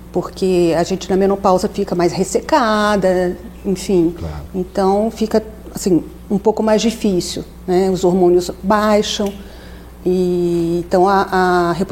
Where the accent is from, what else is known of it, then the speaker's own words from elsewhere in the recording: São Paulo, Brazil; voltei aqui para São Paulo, sou paulistana